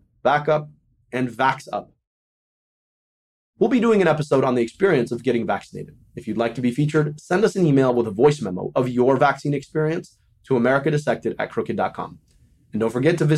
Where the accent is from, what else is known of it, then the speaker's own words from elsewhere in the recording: Michigan, United States; my home state of Michigan